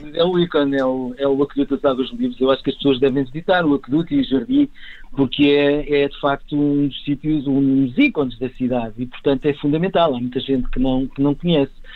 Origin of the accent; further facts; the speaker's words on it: Lisbon, Portugal; also born or lived in Campo de Ourique / Campolide; eu nasci nas Amoreiras